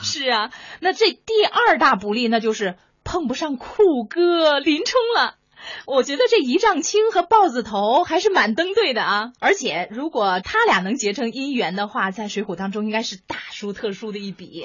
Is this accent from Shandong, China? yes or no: yes; Shandong, China; 山东人都是过目不忘